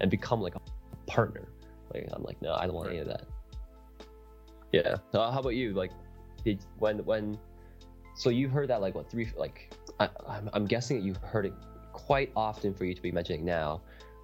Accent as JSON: {"language": "English", "country": "Canada", "also_born_or_lived": "South Korea", "said": "I was actually born in Korea, but I moved at a really young age, and I am Canadian, so I'm not American"}